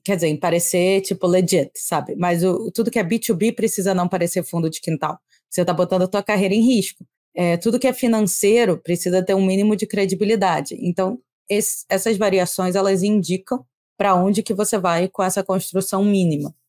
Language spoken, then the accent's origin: Portuguese; Rio de Janeiro, Brazil; accent: carioca; eu falo com sotaque carioca